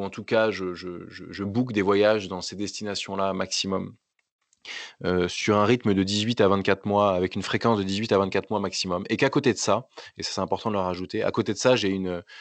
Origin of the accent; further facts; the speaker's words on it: France; je suis capable, en tant qu'individu, en tant que Français, de respecter les accords de Paris